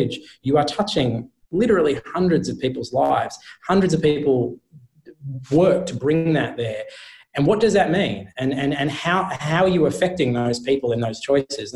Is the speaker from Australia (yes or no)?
yes; Australia; being Australian